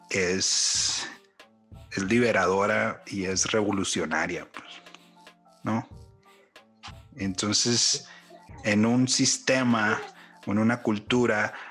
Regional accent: Mexico; now in United States; Como mexicano, pero viviendo en, Estados Unidos, viviendo en otras partes.

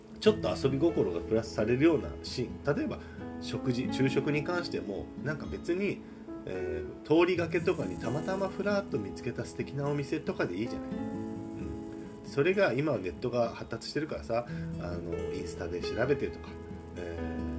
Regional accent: Kagoshima, Japan; moved away; 鹿児島の実家からラジオの配信をします

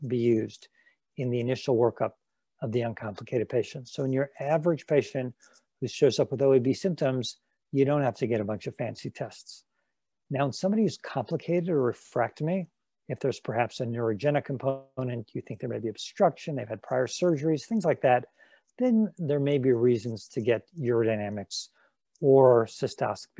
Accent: Los Angeles, California, United States; now in Cleveland, United States; I'm from Los Angeles, but I'm in Cleveland now

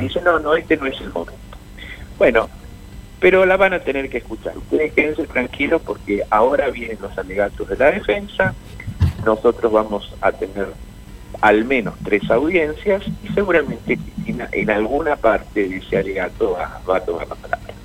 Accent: Argentina; como argentinos

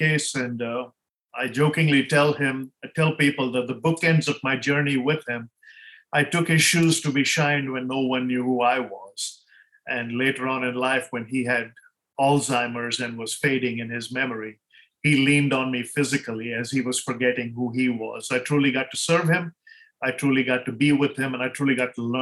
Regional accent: India; moved away as an adult; now in United States; growing up in India

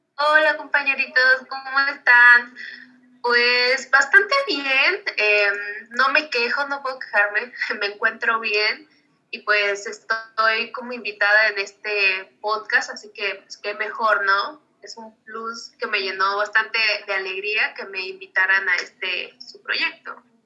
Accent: Mexico; para nosotros como mexicanos

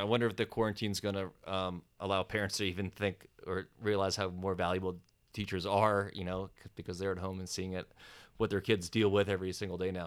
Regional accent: East Coast, United States; moved away as an adult; now in California, United States; I didn't move to California until I was thirty, and growing up on the East Coast

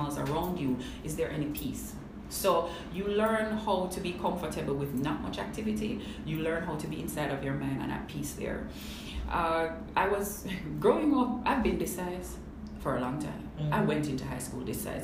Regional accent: Linstead, Saint Catherine, Jamaica; also born or lived in Kingston, Jamaica; I grew up in Lindstedt, St. Catherine, from birth to maybe about 11-12. I moved into Kingston

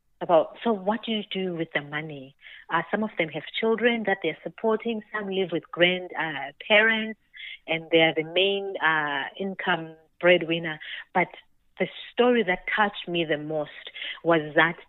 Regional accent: Zimbabwe; I was born and raised in Zimbabwe

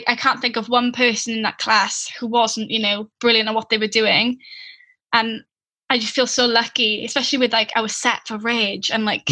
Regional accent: Llanelli, Wales, United Kingdom; I'm from Llanelli

